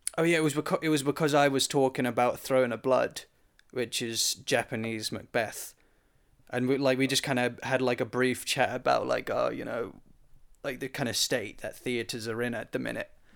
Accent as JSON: {"language": "English", "country": "United Kingdom", "said": "me being British"}